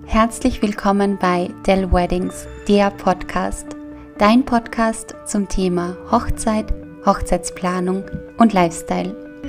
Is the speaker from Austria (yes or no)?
yes; Austria; bei uns in Österreich